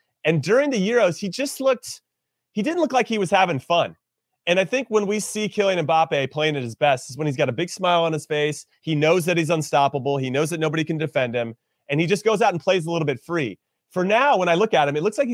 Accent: United States; as an American

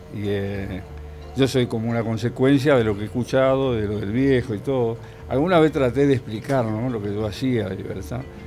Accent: Villa Diamante, Buenos Aires, Argentina; also born or lived in Monte Grande; Nací en Monte Grande y me, crié en Villa Diamante, hasta los 11 años

